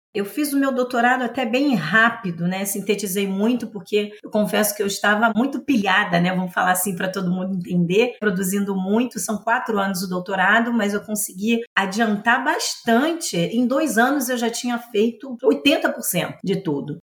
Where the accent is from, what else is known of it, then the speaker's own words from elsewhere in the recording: Rio de Janeiro, Brazil; Eu nasci em Irajá, é um bairro da periferia do município do Rio de Janeiro.